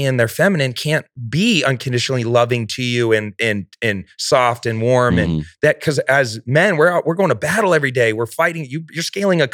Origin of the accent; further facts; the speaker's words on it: Mesa, Arizona, United States; I'm this kid from Mesa, Arizona that was slinging drugs out of the drive-through window at Burger King in high school